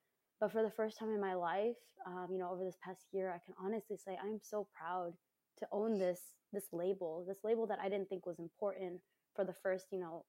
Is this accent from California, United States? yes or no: yes; Covina, California, United States; I was born and raised in Covina in California